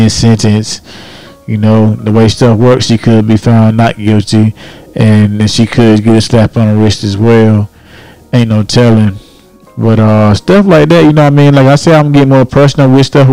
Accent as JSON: {"language": "English", "region": "Florida", "country": "United States", "tie": "born or raised there", "said": "I grew up in Florida"}